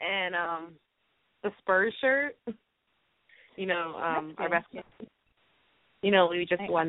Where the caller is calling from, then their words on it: San Antonio, Texas, United States; I'm calling from San Antonio.